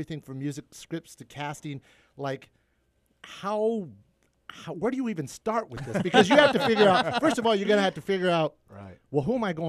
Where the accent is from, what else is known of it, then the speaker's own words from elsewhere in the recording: California, United States; You know, growing up in the Kern County school system, I didn't, you know, you're right.